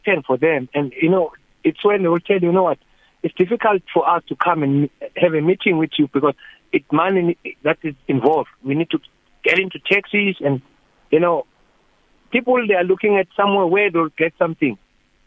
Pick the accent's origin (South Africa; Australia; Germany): South Africa; I'm here in my hometown, Malasheni